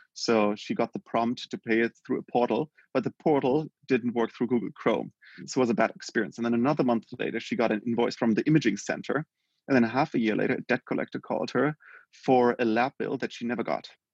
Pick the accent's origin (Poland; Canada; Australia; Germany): Germany; born and raised in Germany